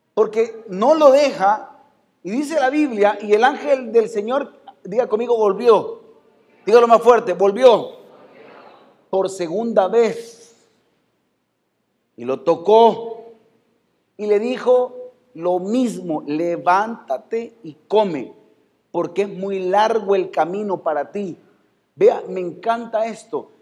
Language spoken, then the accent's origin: Spanish; El Salvador; así somos los salvadoreños.